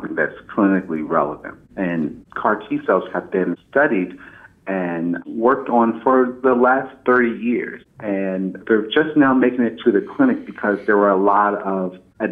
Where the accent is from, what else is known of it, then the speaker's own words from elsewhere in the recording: Indian Head, Maryland, United States; moved away as an adult; also born or lived in Chicago, Illinois; now in Philadelphia, United States; I'm from a small town in southern Maryland, just south of Washington, D.C., called Indian Head